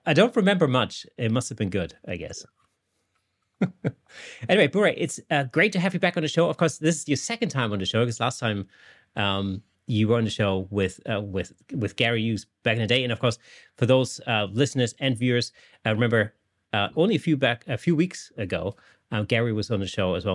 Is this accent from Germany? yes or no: yes; Germany; now in England, United Kingdom; I live in England, but I'm not British at all. I'm actually German